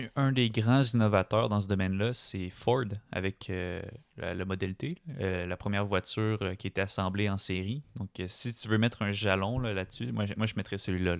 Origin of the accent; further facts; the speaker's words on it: Quebec, Canada; chez nous, au Québec